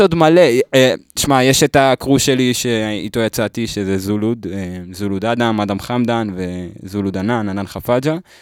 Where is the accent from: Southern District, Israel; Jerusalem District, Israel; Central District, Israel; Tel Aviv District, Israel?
Central District, Israel; Lod; גדלתי בלוד